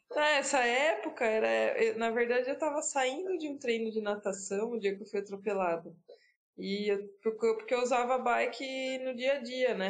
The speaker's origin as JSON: {"language": "Portuguese", "town": "Piracicaba", "region": "São Paulo", "country": "Brazil", "tie": "born or raised there", "moved": "yes", "lives_now": "Campinas, Brazil", "said": "Nasci em Piracicaba. Hoje eu moro em Campinas"}